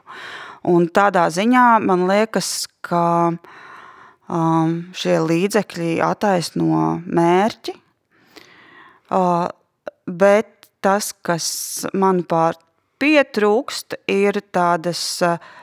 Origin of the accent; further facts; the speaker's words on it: Latvia; ko mēs kā latvieši šobrīd, te un tagad